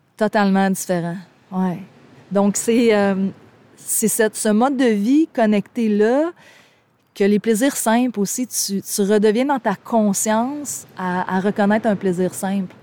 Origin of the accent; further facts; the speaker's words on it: Gaspésie, Quebec, Canada; je viens de la Gaspésie, c'est mes racines